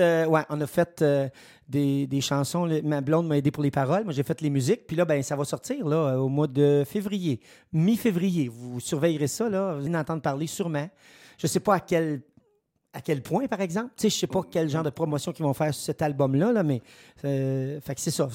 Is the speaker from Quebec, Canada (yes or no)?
yes; Saint-Edmond, Quebec, Canada; je suis natif de Saint-Edmond